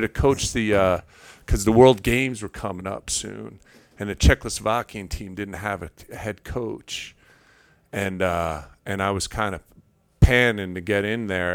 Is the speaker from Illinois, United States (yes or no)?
no; New York, United States; I'm from New York. We, I grew up at forty-eight, uh, forty-second street